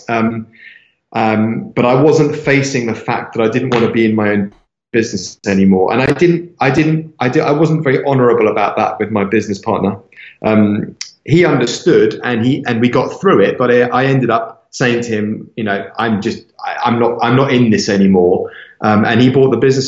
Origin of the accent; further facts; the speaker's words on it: London, United Kingdom; moved away as an adult; also born or lived in Cape Town / Los Angeles / Miami; I was born in London, I was raised in London.